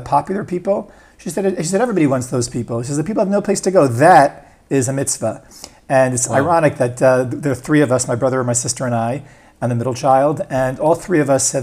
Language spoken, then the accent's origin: English; Eastern Long Island, New York, United States; moved away as an adult; now in Beit Shemesh, Israel; We grew up in Eastern Long Island